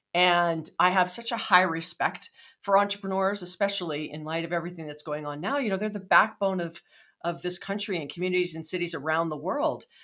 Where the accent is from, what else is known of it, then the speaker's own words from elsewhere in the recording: Hawaii, United States; moved away; I'm from Hawaii